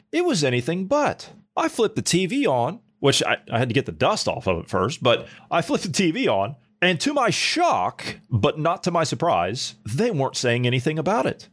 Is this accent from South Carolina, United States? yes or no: no; Ohio, United States; my home state of Ohio